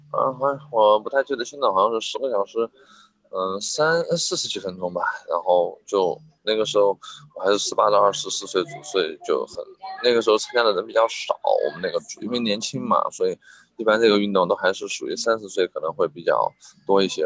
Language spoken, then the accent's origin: Chinese; Liangshan, Sichuan, China; 我在我的家乡，四川凉山